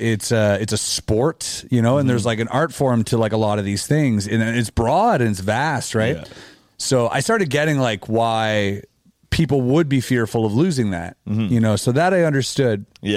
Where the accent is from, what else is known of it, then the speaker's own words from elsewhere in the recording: Canada; being a Canadian, you know, and we definitely have like different laws and stuff like that.